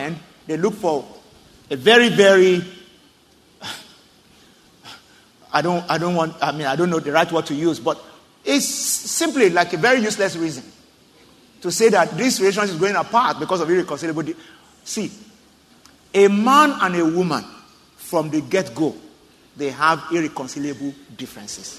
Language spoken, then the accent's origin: English; Southwest Nigeria, Nigeria; I'm from Southwest Nigeria, the Yoruba tribe